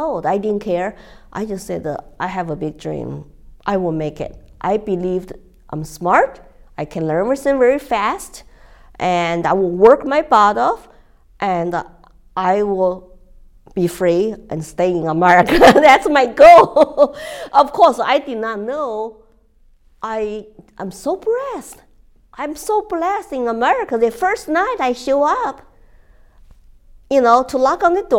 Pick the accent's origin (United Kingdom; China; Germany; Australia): China; English is a second language; moved away as an adult; also born or lived in Texas / Colorado; now in United States; When I first left China